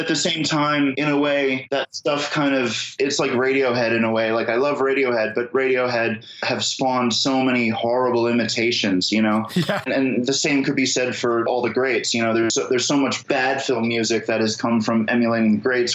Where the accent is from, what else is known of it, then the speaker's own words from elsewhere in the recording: Philadelphia, Pennsylvania, United States; now in Brooklyn, United States; I live in Brooklyn, but I'm from Philadelphia originally